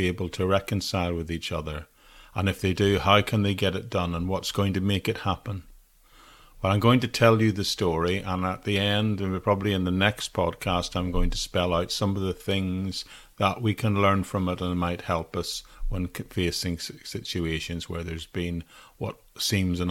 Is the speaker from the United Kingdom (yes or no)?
yes; Northern Ireland, United Kingdom; an area near where I grew up in Northern Ireland